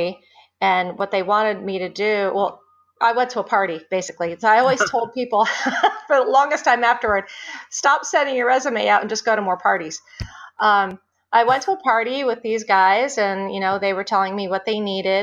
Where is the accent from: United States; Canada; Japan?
United States; Scranton, Pennsylvania; moved away as an adult; now in suburban Philadelphia, United States; I grew up outside of Scranton, went to high school there